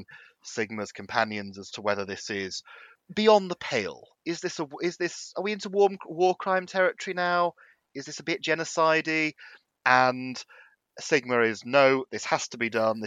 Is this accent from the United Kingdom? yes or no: yes; United Kingdom; as a British person